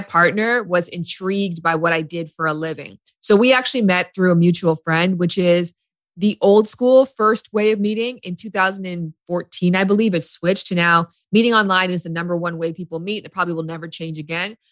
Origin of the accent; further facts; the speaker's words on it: Canada; now in Los Angeles, United States; I'm from Canada. I lived in LA.